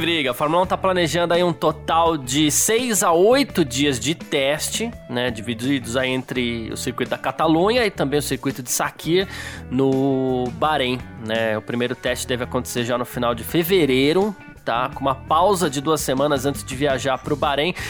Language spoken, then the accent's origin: Portuguese; São Paulo, Brazil; eu sou do Bexiga, eu tenho uma parte italiana da família